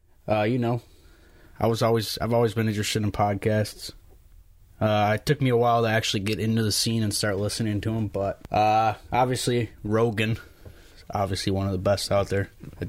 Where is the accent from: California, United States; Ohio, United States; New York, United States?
New York, United States; Niagara Falls; I was born in Niagara Falls, well. But unlike them, I never left. I've been here my entire life.